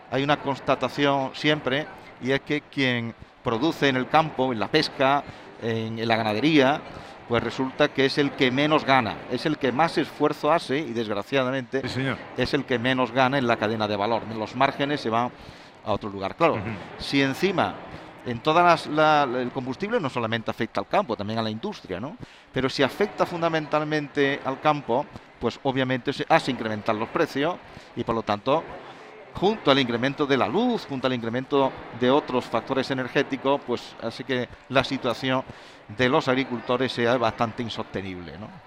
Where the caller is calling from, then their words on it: Jaén, Andalusia, Spain; Buenos días a todos los andaluces y felicidades, Pepe.